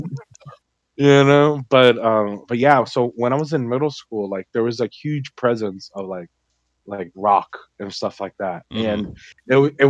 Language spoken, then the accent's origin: English; Miami, Florida, United States; we were raised in Miami